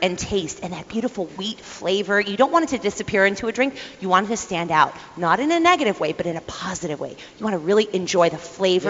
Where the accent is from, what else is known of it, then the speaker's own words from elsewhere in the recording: Ohio, United States; I'm from Ohio